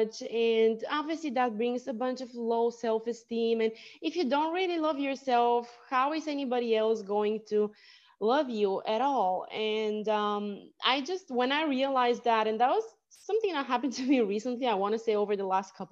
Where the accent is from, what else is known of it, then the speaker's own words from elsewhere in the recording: Bulgaria; my Bulgarian Bulgarian name because I was born in Bulgaria, means fighter.